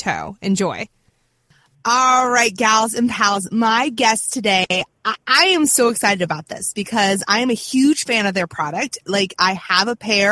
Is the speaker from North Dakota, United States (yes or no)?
no; Virginia, United States; I'm from Virginia